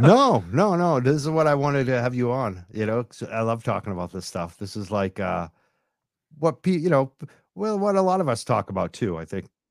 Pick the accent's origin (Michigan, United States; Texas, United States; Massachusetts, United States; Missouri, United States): Massachusetts, United States; I'm from Massachusetts